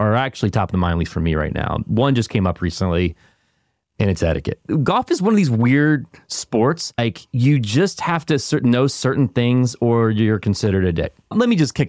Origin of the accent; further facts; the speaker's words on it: North Carolina, United States; I'm from North Carolina. I can't really give dialect lessons